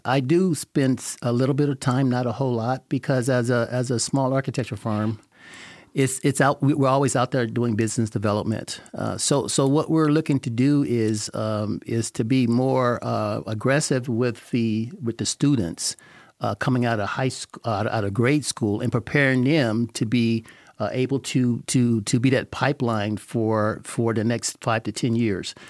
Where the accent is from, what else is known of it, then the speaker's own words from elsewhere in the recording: Northern Louisiana, United States; now in Las Vegas, United States; I grew up in Northern Louisiana in nineteen fifty-seven